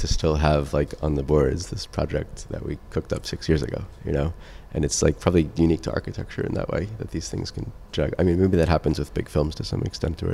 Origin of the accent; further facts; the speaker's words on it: New York City, New York, United States; moved away as an adult; now in Los Angeles, United States; I grew up in New York. It's my hometown